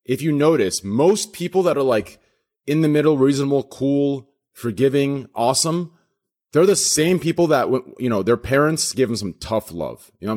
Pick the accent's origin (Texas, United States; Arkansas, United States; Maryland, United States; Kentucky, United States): Texas, United States; I'm from Texas.